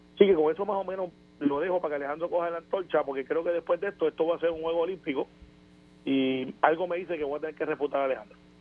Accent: Puerto Rico

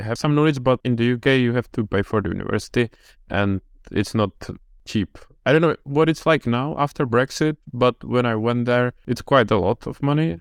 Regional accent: Czechia; I'm from Czech Republic

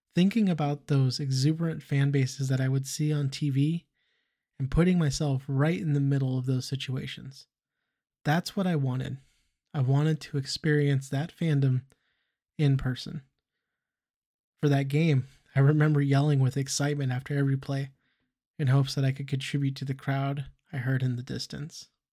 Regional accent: Fresno, California, United States; growing up in Fresno, California

